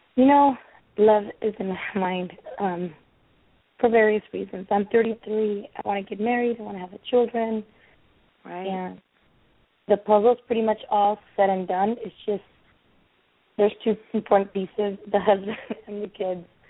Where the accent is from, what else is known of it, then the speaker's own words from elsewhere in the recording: California, United States; I'm from California